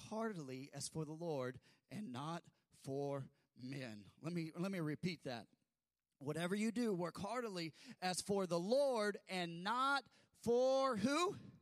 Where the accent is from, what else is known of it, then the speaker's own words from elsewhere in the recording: United States; we're American and we sit up